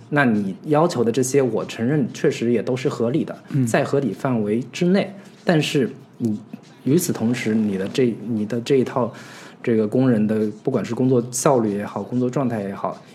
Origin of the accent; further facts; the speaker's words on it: China; 我们中国人似乎 非常清楚